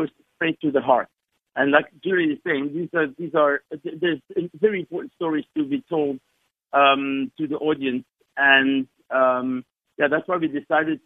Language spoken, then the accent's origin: English; Belgium; now in South Africa; I have an accent. I'm originally from Belgium.